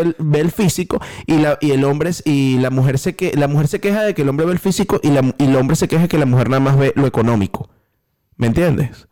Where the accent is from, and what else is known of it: Venezuela